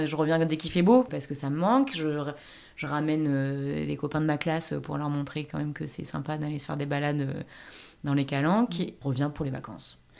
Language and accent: French; Marseille, Provence-Alpes-Côte d'Azur, France; moved away as an adult; also born or lived in Paris; j'ai grandi euh, dans le 8